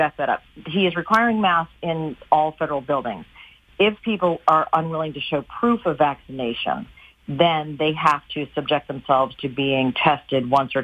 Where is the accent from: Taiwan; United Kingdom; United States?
United States; as an American